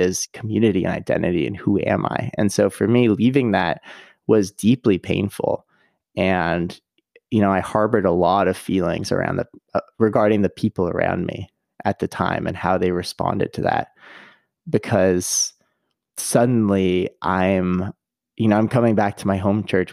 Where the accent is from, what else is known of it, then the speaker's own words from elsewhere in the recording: Canada; now in United States; I'm originally Canadian